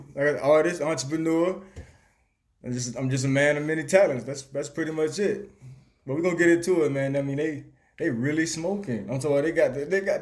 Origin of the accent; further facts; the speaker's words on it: Bryan County, Georgia, United States; also born or lived in Atlanta, Georgia; I'm born in Atlanta, but pretty much I was raised in Bryan County. I moved to Bryan County when I was 13